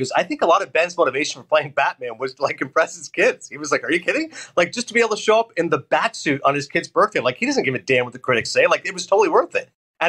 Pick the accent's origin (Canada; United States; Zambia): Canada; When I say I'm Canadian